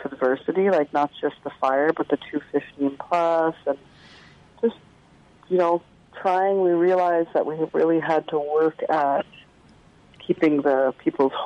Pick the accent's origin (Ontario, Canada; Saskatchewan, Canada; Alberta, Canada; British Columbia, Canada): British Columbia, Canada; Secwepemc Nation; the nation that I'm from the Tsleil-Waututh Nation, and Tecumloops is a part of that nation